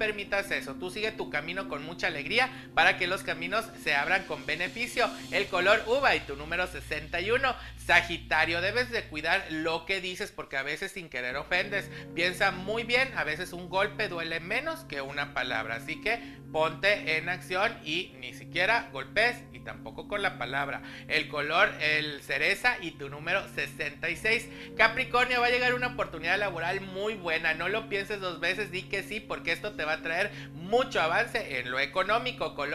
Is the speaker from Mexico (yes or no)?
yes; Mexico City, Mexico; de la Ciudad de México.